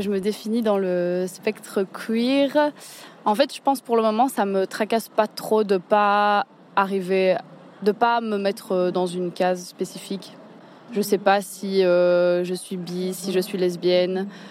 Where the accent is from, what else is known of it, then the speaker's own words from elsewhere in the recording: Liège, Wallonia, Belgium; je suis liégeoise, j'ai 24 ans